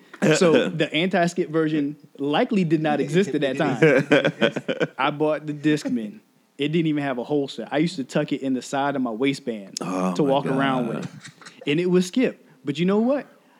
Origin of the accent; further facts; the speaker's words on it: South Carolina, United States; I'm from South Carolina